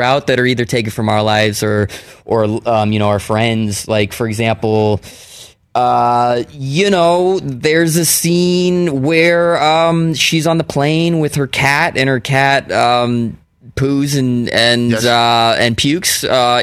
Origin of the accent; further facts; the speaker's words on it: Palo Alto, California, United States; I grew up in Palo Alto